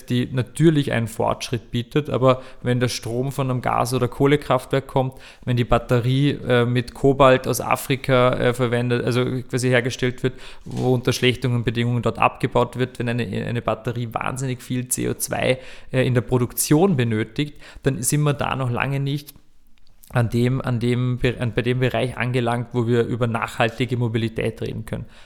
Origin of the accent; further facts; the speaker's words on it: Vorarlberg, Austria; Ich war, ich war mal dabei in Vorarlberg, ich bin ja Vorarlberger